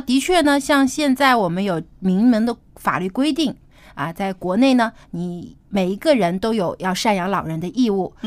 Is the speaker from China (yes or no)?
yes; China; 因为我们中国人是非常注重这个家庭观念的